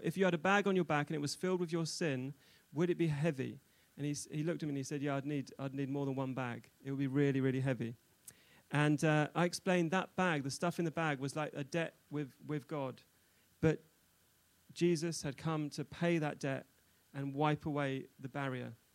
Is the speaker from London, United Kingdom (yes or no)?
yes; London, United Kingdom; moved away as an adult; also born or lived in Newcastle / Israel; now in Nottingham, United Kingdom; I'm originally from London